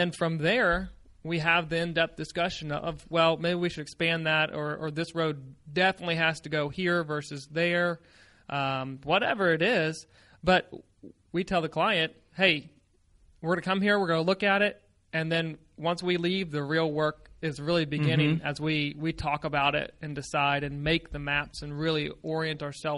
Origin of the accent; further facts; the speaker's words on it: Virginia, United States; I'm just from Virginia, which you always tend to make fun of, which I don't understand.